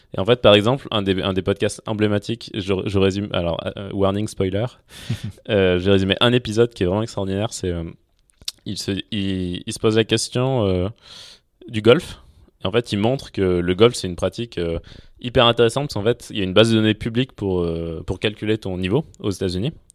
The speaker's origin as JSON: {"language": "French", "town": "Clermont-Ferrand", "region": "Auvergne-Rhône-Alpes", "country": "France", "said": "Donc moi, je viens de Clermont-Ferrand à la base. Euh, je suis auvergnat et, assez attaché, assez attaché à ça"}